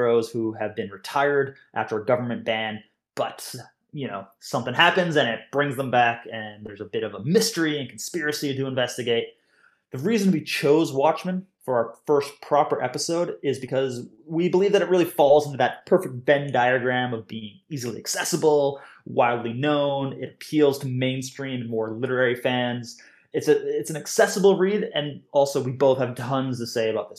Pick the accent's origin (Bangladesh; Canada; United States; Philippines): Canada; also born or lived in Glasgow, Scotland; now in Scotland, United Kingdom; I'm a Canadian cartoonist and comics educator living just outside of Glasgow in Scotland.